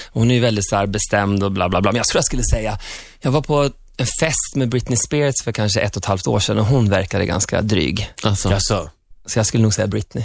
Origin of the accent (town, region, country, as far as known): Sweden